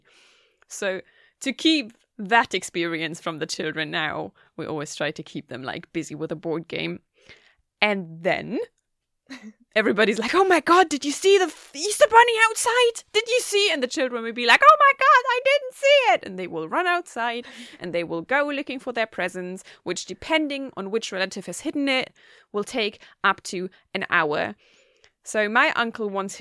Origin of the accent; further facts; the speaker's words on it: Germany; now in Gothenburg, Sweden; I'm from Germany.